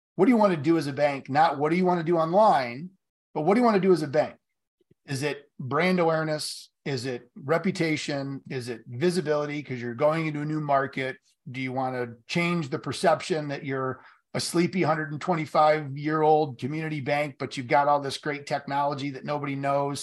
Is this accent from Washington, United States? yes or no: no; Marshall, Michigan, United States; in Marshall, where I grew up here in Michigan